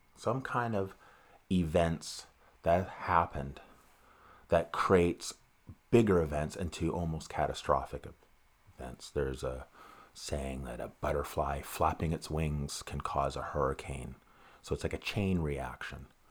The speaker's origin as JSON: {"language": "English", "town": "Vancouver", "region": "British Columbia", "country": "Canada", "tie": "born or raised there", "said": "I grew up in East Vancouver"}